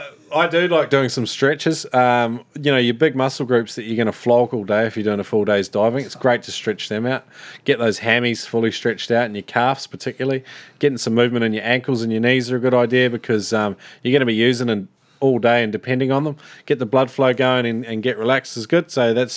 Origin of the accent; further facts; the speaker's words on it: New Zealand; now in Melbourne, Australia; Don't mistake me though, I'm a Kiwi living over here too.